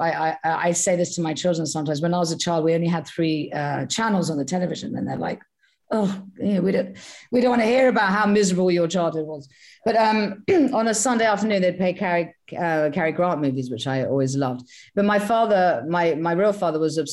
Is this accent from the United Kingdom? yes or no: yes; Sussex, South East England, United Kingdom; I was brought up in Sussex, which is the southeast of England